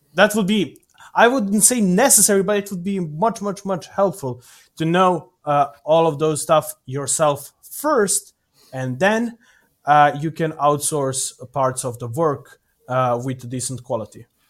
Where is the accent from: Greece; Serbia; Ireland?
Serbia; Here in Novi Sad, because I'm from Serbia